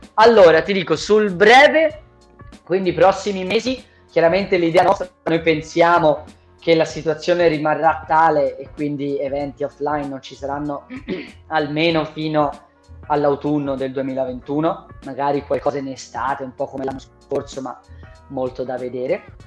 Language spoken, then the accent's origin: Italian; Lucca, Tuscany, Italy; io sono di Lucca, io sono di Lucca